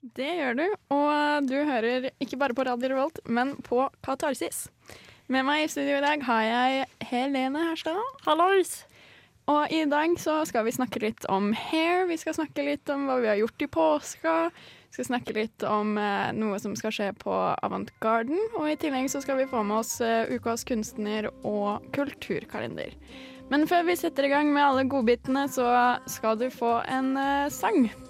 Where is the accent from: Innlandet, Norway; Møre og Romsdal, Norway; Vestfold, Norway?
Vestfold, Norway; Larvik; moved away; hjemme i Larvik